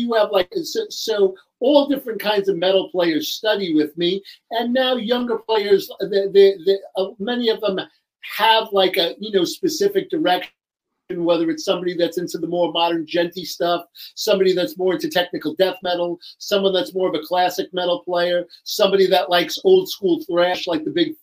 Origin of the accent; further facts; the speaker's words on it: New York, United States; accent: New York; I'm from New York, as you can hear by my accent